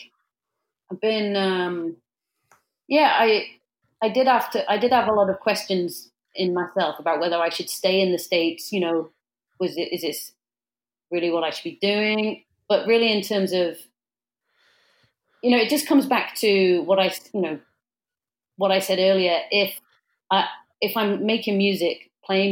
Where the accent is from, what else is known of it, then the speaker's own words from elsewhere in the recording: Cheltenham, South West England, United Kingdom; moved away as an adult; also born or lived in Bristol; now in Philadelphia, United States; I grew up in Cheltenham, Gloucester